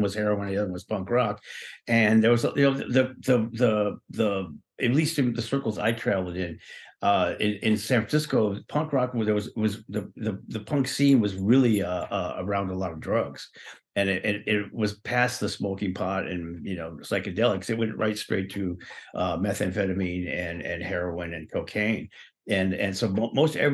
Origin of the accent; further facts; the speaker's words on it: Ireland; I'm Irish. I'm Irish